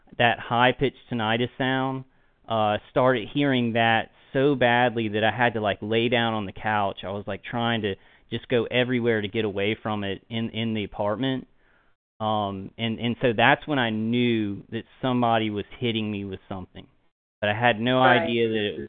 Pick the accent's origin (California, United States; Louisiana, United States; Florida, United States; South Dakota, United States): Louisiana, United States; also born or lived in Texas; I born and raised in Louisiana, you know, all my life